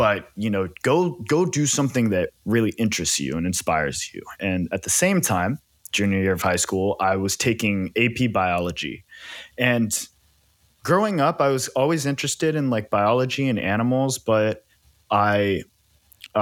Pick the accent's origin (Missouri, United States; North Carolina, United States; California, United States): California, United States; Silicon Valley; I grew up in the Silicon Valley in California.